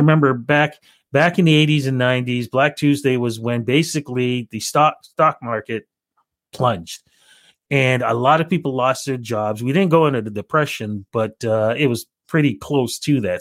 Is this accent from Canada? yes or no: yes; Toronto, Ontario, Canada; growing up in Toronto